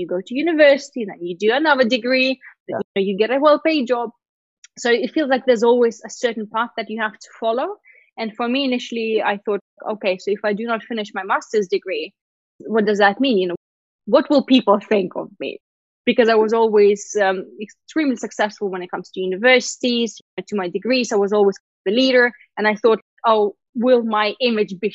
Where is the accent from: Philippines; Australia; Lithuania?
Lithuania; first language Russian; English is a second language; moved away; also born or lived in Sochi, Russia / United Kingdom; I went to a Russian school, but we had to study Lithuanian from pretty much the first grade.